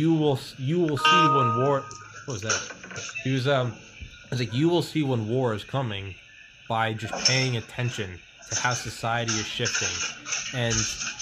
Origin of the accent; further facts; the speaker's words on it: New England, United States; I'm from New England